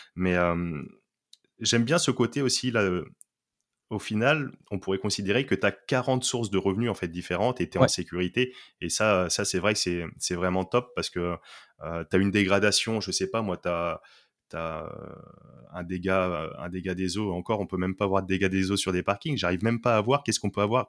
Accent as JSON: {"language": "French", "town": "Poitiers", "region": "Nouvelle-Aquitaine", "country": "France", "tie": "born or raised there", "said": "je suis originaire de Poitiers, donc une ville province"}